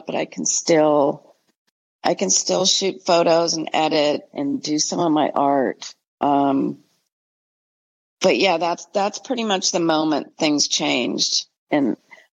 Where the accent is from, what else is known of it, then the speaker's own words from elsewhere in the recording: San Francisco, California, United States; also born or lived in Alaska; I grew up in the Bay Area, San Francisco